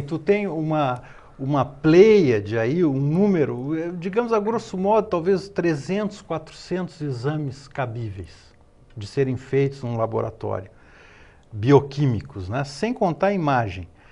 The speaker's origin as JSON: {"language": "Portuguese", "town": "Porto Alegre", "region": "Rio Grande do Sul", "country": "Brazil", "tie": "born or raised there", "also_born_or_lived": "France / Caçador, Santa Catarina", "moved": "yes", "lives_now": "Florianópolis, Brazil", "said": "o meu pai foi estudar em Porto Alegre, casou com uma gaúcha e eu nasci lá"}